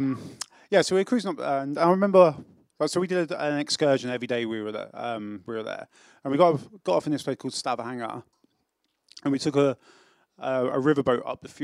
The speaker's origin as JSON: {"language": "English", "region": "England", "country": "United Kingdom", "moved": "yes", "lives_now": "South Wales, United Kingdom", "said": "I am English"}